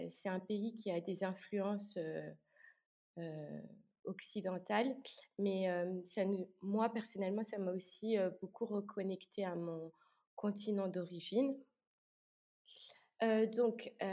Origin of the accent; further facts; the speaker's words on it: Luxembourg; moved away as an adult; also born or lived in France / Belgium; Étant donné que j'ai grandi à Luxembourg, mais que j'ai aussi pu étudier en France et en Belgique, je me sens euh, le plus à l'aise euh, à Luxembourg, je dirais, ou en Belgique.